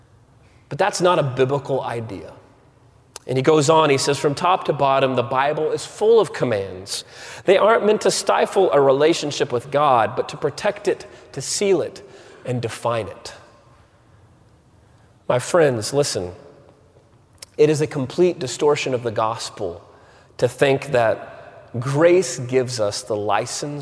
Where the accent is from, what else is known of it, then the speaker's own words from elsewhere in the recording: Waco, Texas, United States; I grew up in Waco, Texas